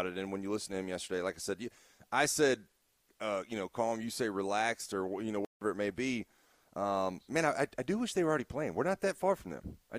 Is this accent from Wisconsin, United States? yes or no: no; Florida, United States; I grew up in Florida